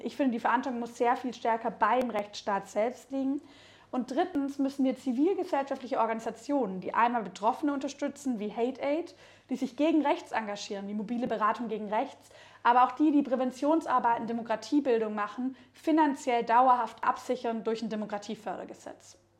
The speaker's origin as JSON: {"language": "German", "region": "Baden-Württemberg", "country": "Germany", "tie": "born or raised there", "moved": "yes", "lives_now": "Berlin, Germany", "said": "ich bin in Baden-Württemberg aufgewachsen, dann irgendwann nach Berlin gezogen"}